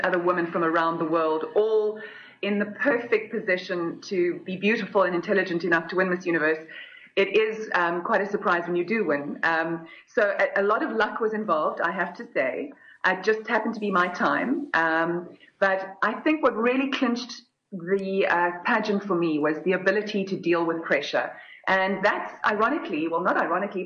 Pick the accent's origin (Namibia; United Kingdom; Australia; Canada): Namibia; I came from Namibia